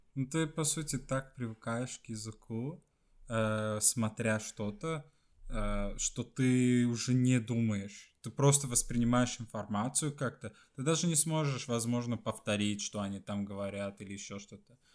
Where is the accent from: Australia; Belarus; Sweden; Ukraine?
Sweden; Russian is a second language; also born or lived in Estonia; по сути я из Швеции